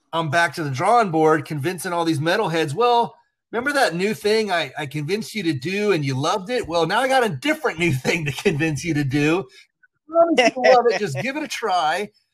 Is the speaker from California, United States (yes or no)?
no; Port St. Lucie, Florida, United States; when I was a kid. I lived in Port St. Lucie